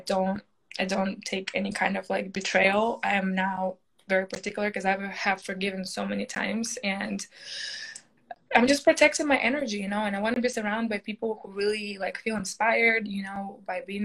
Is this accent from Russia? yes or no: yes; Russia; English is a second language; moved away as an adult; now in United States; I came to America when I was 18 from Russia, from, you know, just finished high school, came here